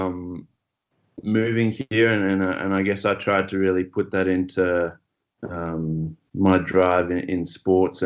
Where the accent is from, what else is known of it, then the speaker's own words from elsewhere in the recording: Zimbabwe; moved away; also born or lived in Australia; having grown up in Zimbabwe